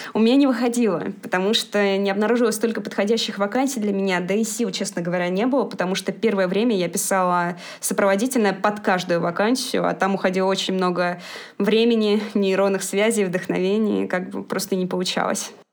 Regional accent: Moscow, Russia; я родилась и живу в Москве

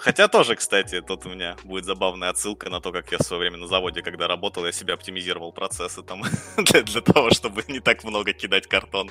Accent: Dnipro, Dnipropetrovsk Oblast, Ukraine; moved away as an adult; also born or lived in Kyiv; now in Moscow, Russia; Я же сам как бы украинец, вот, из Украины. А, жил большую часть жизни в Днепропетровске.

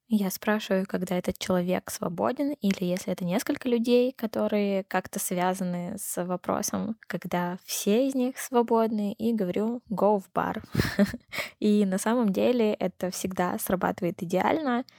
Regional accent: Verkhny Ufaley, Chelyabinsk Oblast, Russia; из Верхнего Уфалея, это маленький город э, в Челябинской области

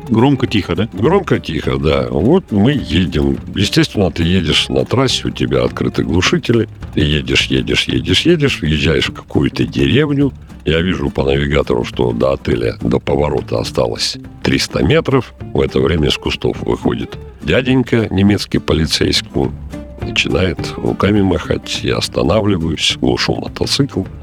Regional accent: Siberia, Russia; я вот говорю всегда вот этим европейским полицейским, что я с Сибири. Когда он говорит, так там же холодно

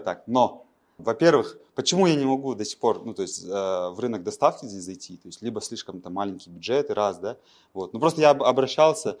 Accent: Pavlodar, Pavlodar Region, Kazakhstan; Я родом из Павлодара

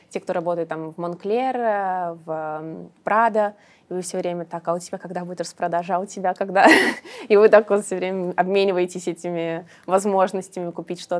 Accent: Samara, Samara Oblast, Russia; now in Moscow, Russia; я сама из Самары, но вот, когда я здесь училась, я поняла, что Москва прекрасный город.

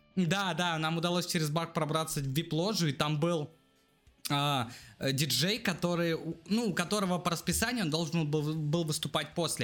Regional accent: Russia; мы из России

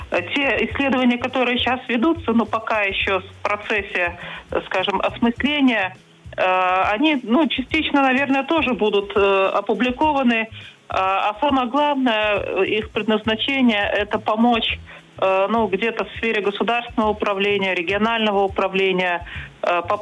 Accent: Belarus; вот за последние мы белорусы.

